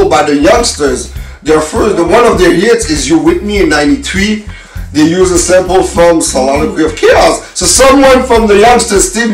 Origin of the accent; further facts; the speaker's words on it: Canada; And we're from Canada, and us, we didn't have access to the shows as in the US